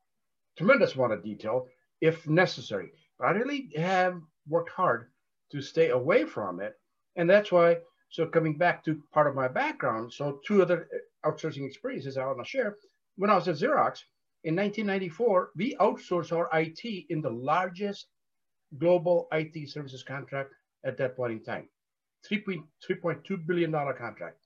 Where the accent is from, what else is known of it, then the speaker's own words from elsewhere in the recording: India; moved away as an adult; I was born and educated in India before I came here.